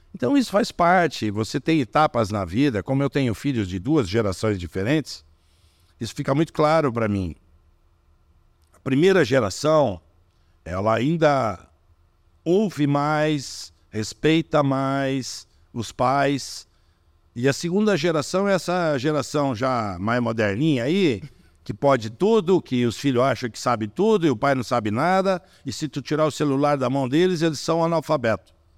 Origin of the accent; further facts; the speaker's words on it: Brazil; Eu sou brasileiro, de origem alemã, eu tô chegando do Brasil